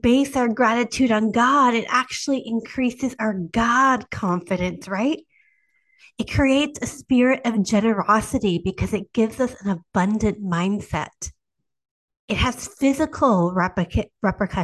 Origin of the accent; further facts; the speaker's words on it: Canada; I am Canadian